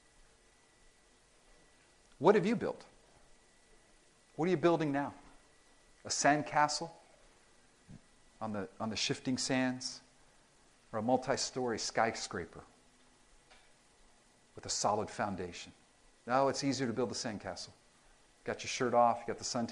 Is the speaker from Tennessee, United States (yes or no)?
no; Miami, Florida, United States; I grew up in Miami